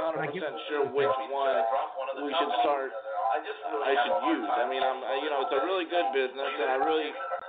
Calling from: San Antonio, Texas, United States; San Antonio.

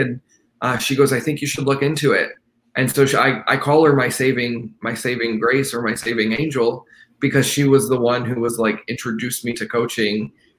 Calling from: Fort Worth, Texas, United States; I am calling from Fort Worth, Texas.

